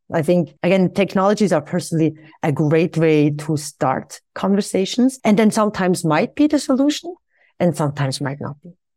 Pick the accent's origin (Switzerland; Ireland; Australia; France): Switzerland; I returned back to my home country of Switzerland